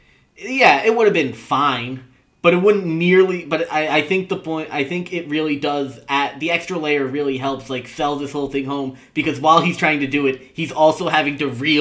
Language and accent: English; New Jersey, United States; I'm from Jersey.